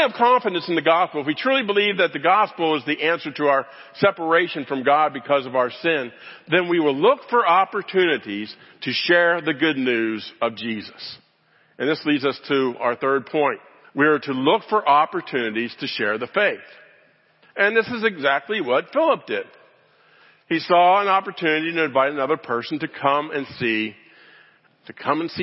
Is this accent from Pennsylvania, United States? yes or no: yes; Pittsburgh, Pennsylvania, United States; I grew up in Pittsburgh, Pennsylvania